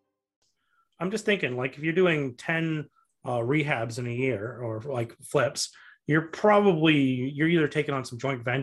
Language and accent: English; Canada; I'm a Canadian